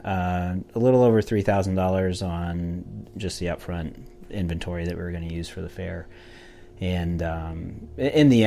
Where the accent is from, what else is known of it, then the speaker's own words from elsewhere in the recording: Aledo, Illinois, United States; went to school there and grew up there my whole life